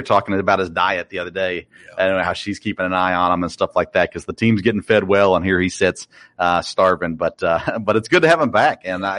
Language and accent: English; Murfreesboro, Tennessee, United States; moved away; I grew up in Murfreesboro, Tennessee, MTSU.